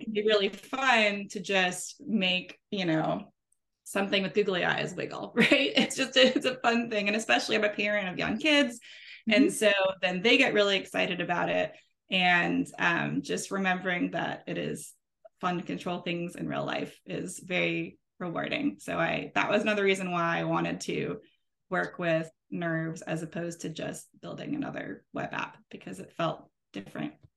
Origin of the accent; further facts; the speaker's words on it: New Orleans, Louisiana, United States; I'm from New Orleans. Uh, I live here with my kids and my husband.